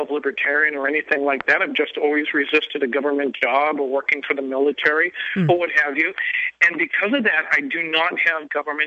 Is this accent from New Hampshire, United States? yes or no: yes; New Hampshire, United States; moved away as an adult; now in Norfolk, Virginia, United States; we live in a very heavy military area, Norfolk, Virginia, and I'm from New Hampshire, actually, where we grew up